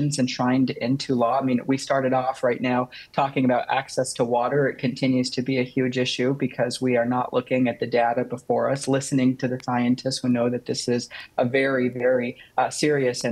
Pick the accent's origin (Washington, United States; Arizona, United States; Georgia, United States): Arizona, United States; my home state of Arizona